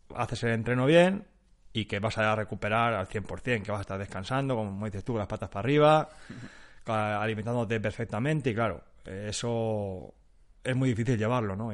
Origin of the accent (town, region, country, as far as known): Spain